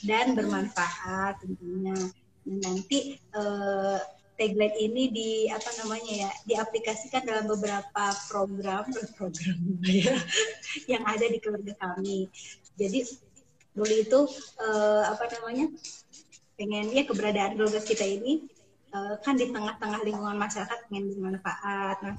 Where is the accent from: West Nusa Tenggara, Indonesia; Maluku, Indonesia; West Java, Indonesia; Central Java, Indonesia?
West Java, Indonesia; Sumedang; Saya dari Sumedang, suami saya dari Bekasi.